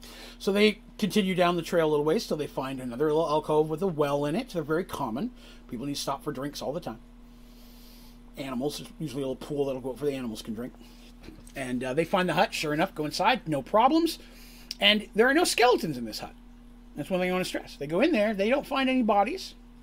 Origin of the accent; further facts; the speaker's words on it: Canada; I'll claim asylum. I'm Canadian.